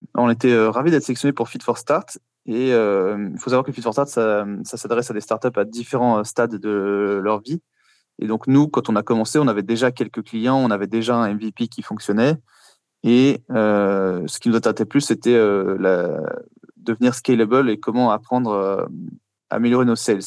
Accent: Paris, Île-de-France, France; moved away as an adult; now in Luxembourg; Je viens de Paris à l'origine

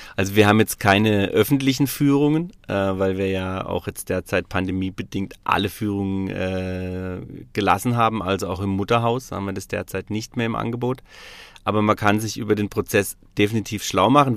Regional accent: Freiamt, Baden-Württemberg, Germany; born or raised there; also born or lived in Stuttgart; now in Freiburg, Germany

